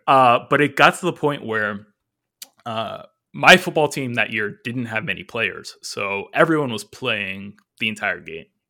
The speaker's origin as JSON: {"language": "English", "region": "California", "country": "United States", "tie": "born or raised there", "said": "I was born and raised here in California"}